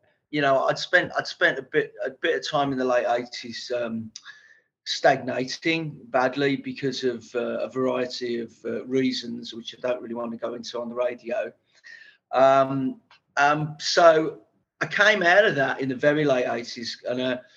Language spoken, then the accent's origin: English; Birmingham, West Midlands, United Kingdom; I was brought up in Birmingham, Small Heath